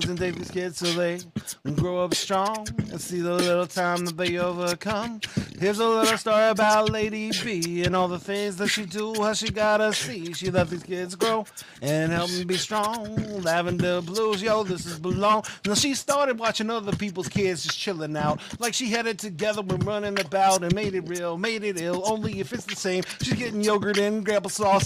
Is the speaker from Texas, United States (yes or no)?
yes; Pflugerville, Texas, United States; I'm from Pflugerville